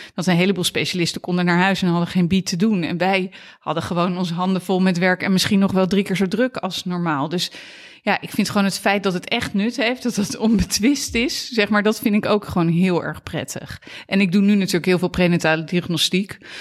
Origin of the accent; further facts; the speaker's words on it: Katwijk, South Holland, Netherlands; moved away as an adult; also born or lived in Leiderdorp / Amsterdam; ik ben eh, geboren in Leiderdorp, maar ik ben opgegroeid in Katwijk aan Zee. Eh, in Zuid-Holland.